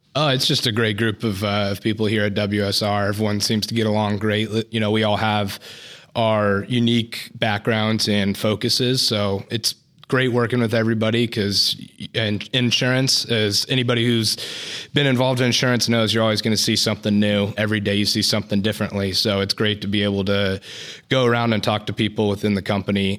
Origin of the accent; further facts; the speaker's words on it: Woodland, California, United States; I'm from Woodland, California, and work here out of the Woodland office.